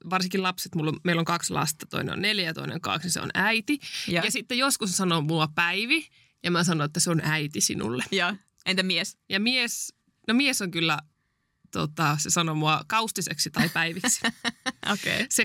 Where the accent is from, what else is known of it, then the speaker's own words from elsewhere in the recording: Oulainen, North Ostrobothnia, Finland; kun mä oon Oulaisista mm-hmm. kotoisin